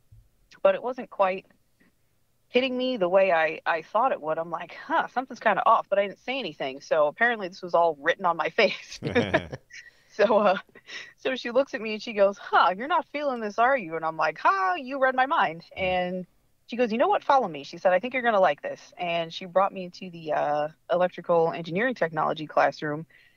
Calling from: Patuxent River, Maryland, United States; So I'm actually joining you from Southern Maryland, specifically Patuxent River. There's a naval base down here, and I work for Boeing.

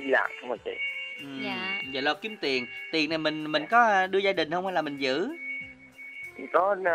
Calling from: Long An, Vietnam; Dạ em đến từ Long An.

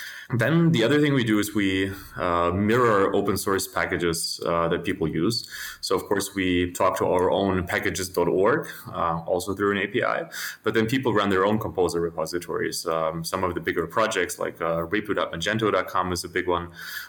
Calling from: Berlin, Germany; I'm calling in from my apartment in Berlin in Germany.

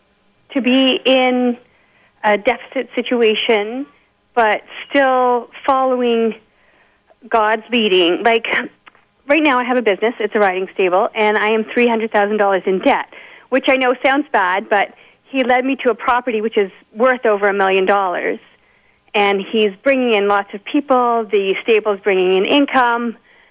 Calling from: Lindsay, Ontario, Canada; I'm calling from Lindsay.

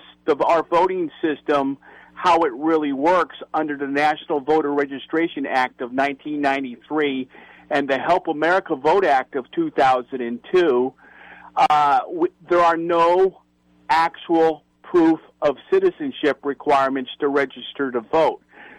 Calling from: Jamul, California, United States; Yes, I'm calling from East County of San Diego, Jamul.

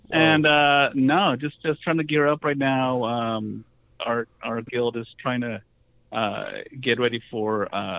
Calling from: Southern California, United States; Calling from California, Southern California.

